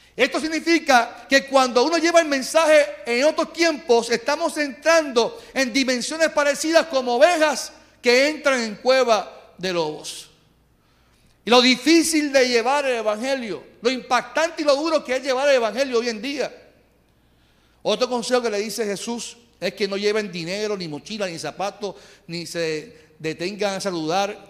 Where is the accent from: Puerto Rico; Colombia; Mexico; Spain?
Puerto Rico; Carolina; soy de Carolina